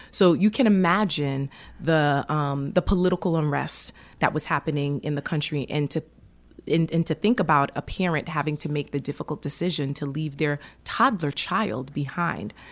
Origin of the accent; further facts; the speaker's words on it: Haiti; born there; I was born in Haiti, and my family actually. Um, my parents came to America first. It was my mother, uh, and then my father followed.